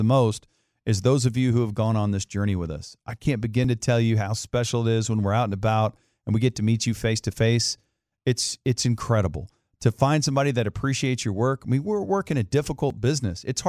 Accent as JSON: {"language": "English", "area": "Dallas-Fort Worth", "region": "Texas", "country": "United States", "tie": "born or raised there", "said": "We grew up here in Dallas-Fort Worth"}